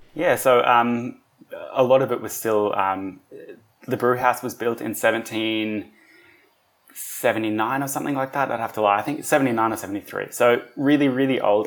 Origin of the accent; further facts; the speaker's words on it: Wollongong, New South Wales, Australia; also born or lived in Germany; I grew up here I do, however, have dual nationality. So I'm Australian